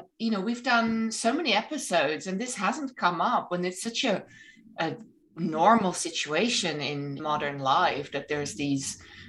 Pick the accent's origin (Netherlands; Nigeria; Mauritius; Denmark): Netherlands; moved away as an adult; also born or lived in England; now in United States; I was in England before. I'm originally from Holland. When I first moved to the United States